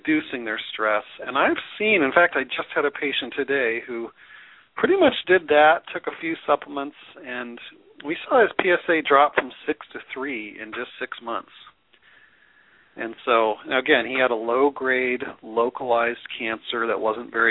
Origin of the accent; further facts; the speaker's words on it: Denver, Colorado, United States; I'm also actually grew up in Denver